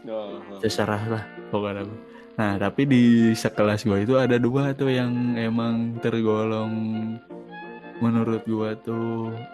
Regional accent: Ciamis, West Java, Indonesia; Gue kan dari Ciamis ke Tasik ya bang ya.

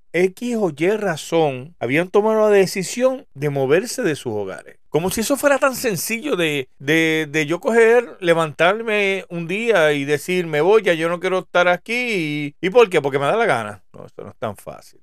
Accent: Puerto Rico; soy boricua, soy puertorriqueño

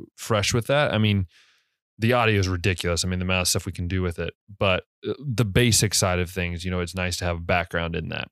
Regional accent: United States; moved away as an adult; now in Hungary; as an American, I do all the time

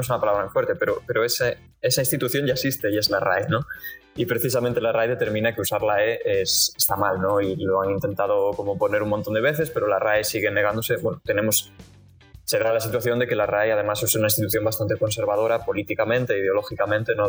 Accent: Galicia, Spain; now in Barcelona, Spain; estoy en Barcelona, pero, pero soy de Galicia

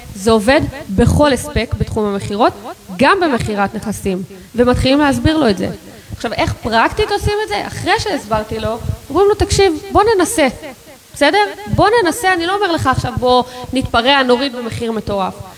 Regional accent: Israel; אנחנו כישראלים

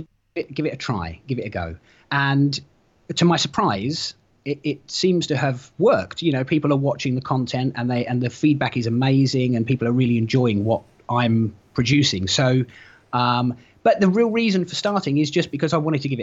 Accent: London, United Kingdom; moved away as an adult; now in Norfolk, United Kingdom; I was born in North London and lived there for a long time, went to school in that sort of area, and then moved further up north, and I now live in Norfolk.

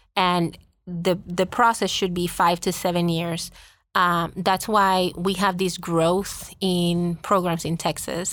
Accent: Puerto Rico; first language Spanish; English is a second language; moved away as an adult; I was born and raised in Puerto Rico

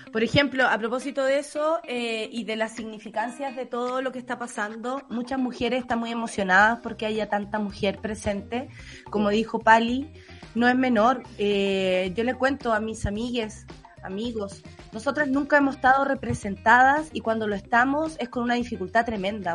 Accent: Chile; como sociedad, como chilenos, como país

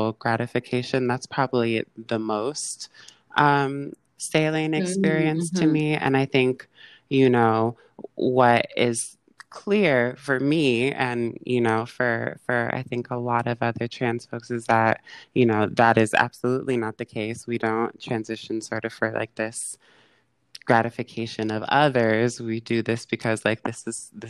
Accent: San Francisco, California, United States; moved away as an adult; now in Los Angeles, United States; I born and raised in San Francisco and grew up all over the Bay Area.

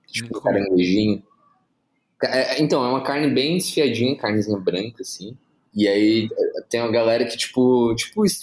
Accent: Santa Catarina, Brazil; now in São Paulo, Brazil; eu sou lá de Santa Catarina, tipo, essas coisas é o que eu comia normalmente tipo, na infância, sabe?

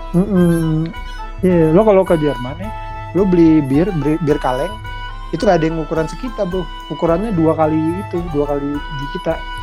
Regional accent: Bekasi, West Java, Indonesia; also born or lived in Jakarta; lahir di Jakarta gede di Bekasi

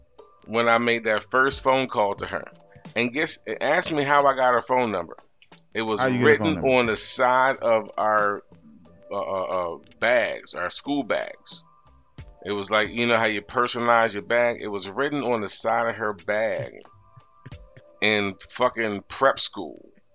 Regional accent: Jamaica; born or raised there; also born or lived in Miami; now in United States

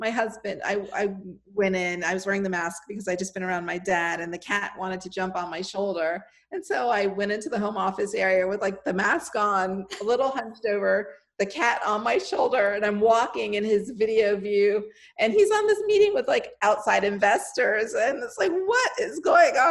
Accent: Miami, Florida, United States; moved away; I was born and raised in Miami

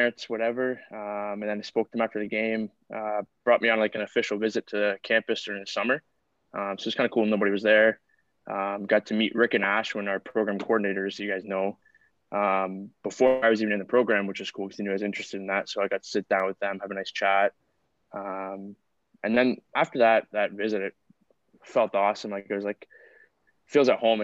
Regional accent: Innisfil, Ontario, Canada; originally I'm from Innisfil, Ontario. So a little bit farther north, about an hour and a half north. Grew up there whole life

